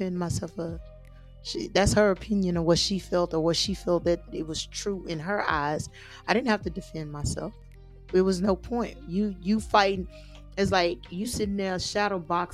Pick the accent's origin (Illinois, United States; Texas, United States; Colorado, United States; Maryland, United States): Texas, United States; I'm from Texas